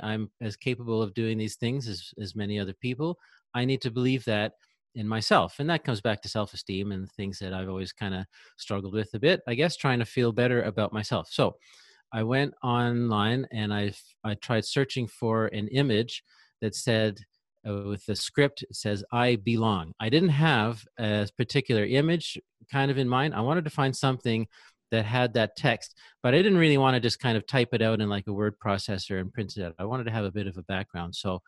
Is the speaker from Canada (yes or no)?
yes; Canada; Sure. Well, I'm from Canada. I live in Quebec in Canada, actually near Ottawa, which is in Ontario, but right between Quebec and Ontario there.